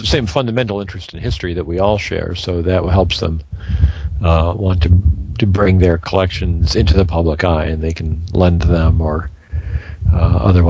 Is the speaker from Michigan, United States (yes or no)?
yes; Michigan, United States; moved away as an adult; also born or lived in Indiana; now in North Carolina, United States; growing up in Michigan